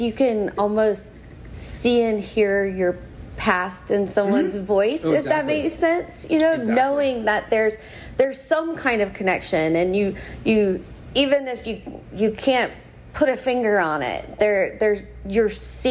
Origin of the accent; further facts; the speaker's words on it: Louisiana, United States; je suis Louisianaise